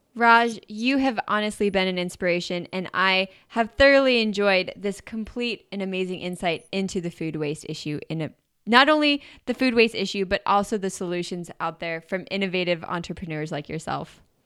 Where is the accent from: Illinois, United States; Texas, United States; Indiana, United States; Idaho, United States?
Idaho, United States; now in San Diego, United States; growing up in Idaho. But living in San Diego